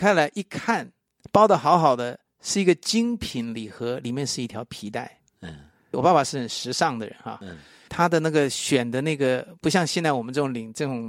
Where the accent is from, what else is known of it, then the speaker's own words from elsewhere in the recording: Taipei, Taiwan; now in United States; 我也去了我出生的地方。在台北啊